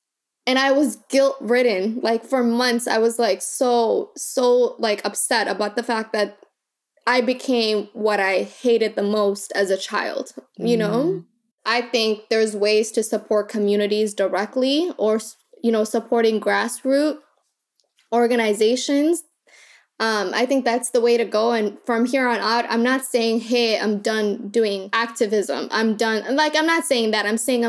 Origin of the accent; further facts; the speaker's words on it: Kakuma, Turkana County, Kenya; born there; But, you know, I was born in Kakuma, and so it was 66% women and children.